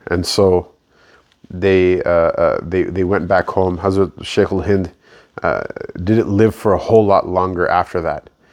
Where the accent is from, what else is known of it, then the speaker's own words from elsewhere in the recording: United States; the Pakistani identity, which I was raised in, even though I was born in America, but I was raised being told I'm a Pakistani.